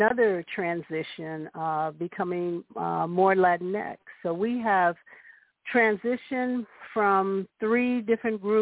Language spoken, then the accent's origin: English; Los Angeles, California, United States; also born or lived in Knoxville, Tennessee; I'm a native Angeleno. Grew up in South Central Los Angeles